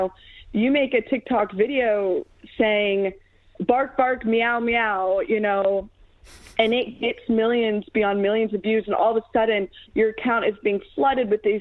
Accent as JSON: {"language": "English", "town": "Chesapeake", "region": "Virginia", "country": "United States", "moved": "yes", "lives_now": "Nashville, United States", "said": "am from the Hampton Roads area of Virginia, Chesapeake to be specific."}